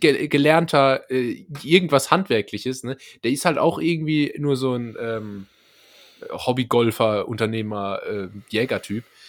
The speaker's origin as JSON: {"language": "German", "region": "Rhineland-Palatinate", "country": "Germany", "accent": "Palatine (Pfälzisch)", "said": "mein Lieblingsdialekt, einfach weil es mein eigener Dialekt ist und ich habe einen im Gegensatz zu dir, ähm, ist, ist das Pfälzische."}